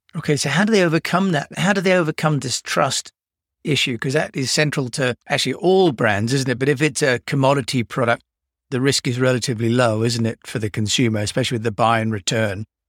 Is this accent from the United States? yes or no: no; United Kingdom; I'm British